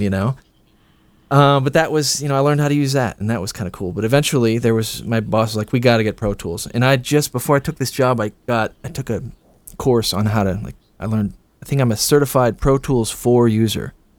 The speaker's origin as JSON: {"language": "English", "town": "Bloomington", "region": "Illinois", "country": "United States", "tie": "born or raised there", "also_born_or_lived": "New York", "moved": "as an adult", "lives_now": "Chicago, United States", "said": "I grew up in Bloomington, Illinois"}